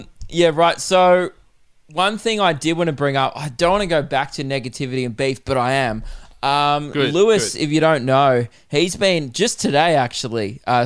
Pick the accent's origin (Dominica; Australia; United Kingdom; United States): Australia; Melbourne, Victoria; I'm from Melbourne